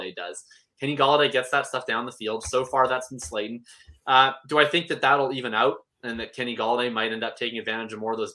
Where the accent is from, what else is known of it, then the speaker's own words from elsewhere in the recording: Canada; I'm from Canada